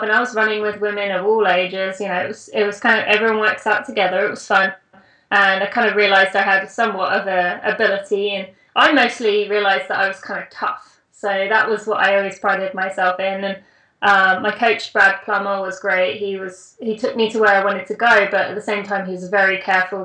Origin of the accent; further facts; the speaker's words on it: England, United Kingdom; moved away as an adult; now in United States; I am British, or English, as I like to say. But I do live in the US.